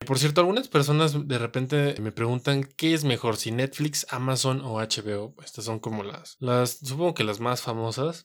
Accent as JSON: {"language": "Spanish", "country": "Mexico", "said": "nosotros como mexicanos o como latinoamericanos"}